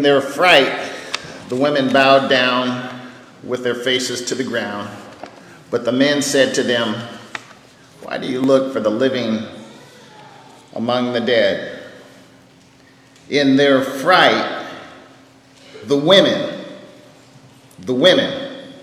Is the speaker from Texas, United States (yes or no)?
no; Bakersfield, California, United States; I'm from Bakersfield